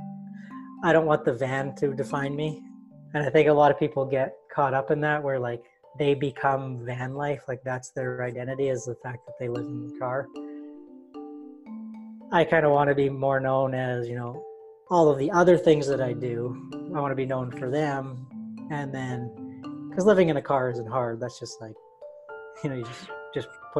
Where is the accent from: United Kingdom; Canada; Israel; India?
Canada; Winnipeg, Manitoba; I'm from Winnipeg, Manitoba, up in Canada.